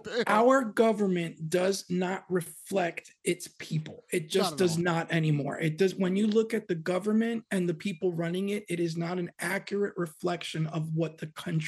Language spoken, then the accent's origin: English; Hoboken, New Jersey, United States; also born or lived in West Coast; And I'm actually a Jersey boy myself. I was born in Hoboken, New Jersey.